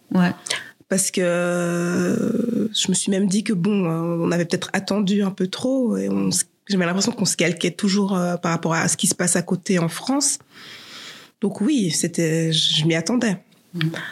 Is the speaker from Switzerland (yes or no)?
yes; Geneva, Switzerland; J'habite Saint-Jean, euh, je suis née à Genève